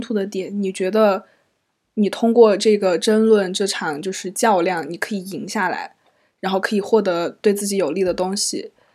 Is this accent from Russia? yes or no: no; Chengdu, Sichuan, China; moved away as an adult; 你知道我们成都人嘛，又很，又很命